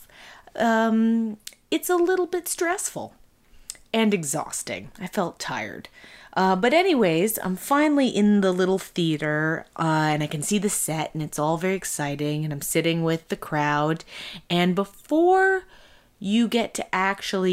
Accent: Canada

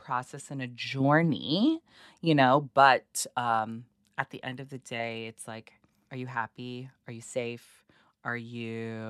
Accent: Toronto, Ontario, Canada; born or raised there

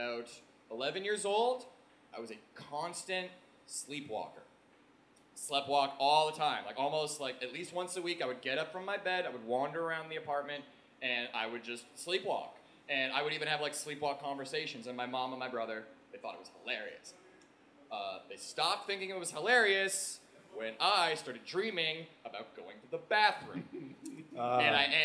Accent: Oakville, Ontario, Canada; I was raised in Oakville, Ontario

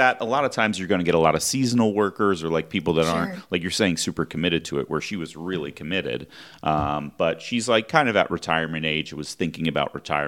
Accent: Philadelphia, Pennsylvania, United States; the suburbs of Philadelphia, where I grew up in Pennsylvania

